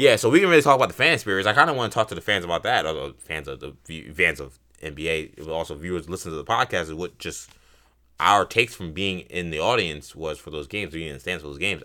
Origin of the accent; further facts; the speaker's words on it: New York, United States; a New Yorker